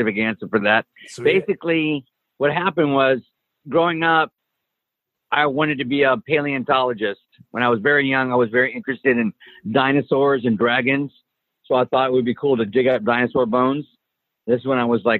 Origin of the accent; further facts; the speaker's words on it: Helotes, Texas, United States; I grew up in a small town in Texas, Helotes, Texas